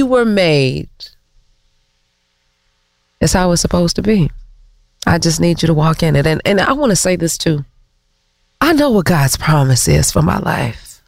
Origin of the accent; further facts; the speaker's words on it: Detroit, Michigan, United States; we're both from Detroit